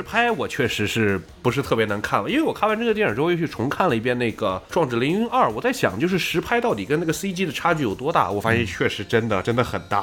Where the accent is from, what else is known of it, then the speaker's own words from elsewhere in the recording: Xinjiang, China; moved away; 我本身是新疆人，我们那儿啊。确实有很多的飞行空军基地